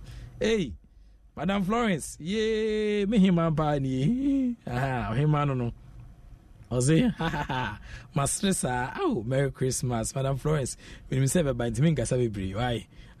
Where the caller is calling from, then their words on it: Nungwa, Greater Accra, Ghana; from Nungwa Estate.